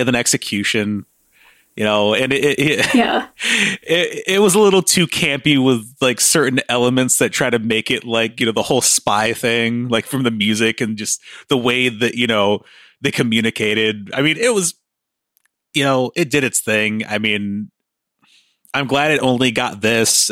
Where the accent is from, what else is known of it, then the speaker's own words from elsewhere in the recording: United States; I'm an American